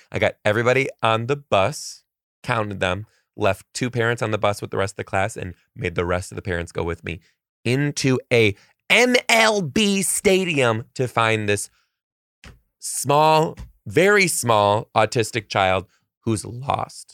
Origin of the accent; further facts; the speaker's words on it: Detroit, Michigan, United States; moved away; I'm from Detroit